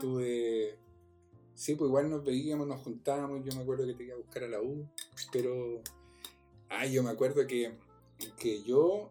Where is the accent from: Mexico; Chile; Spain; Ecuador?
Chile; Concepción, Biobío; yo era de, de acá de Concepción ahora vivo en Concepción. soy de Concepción